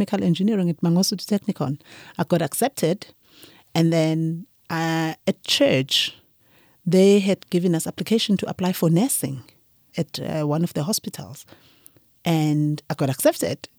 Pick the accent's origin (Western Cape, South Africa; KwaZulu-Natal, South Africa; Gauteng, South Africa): KwaZulu-Natal, South Africa; Ulundi; I grew up from, um, Mahlabathini, Ulundi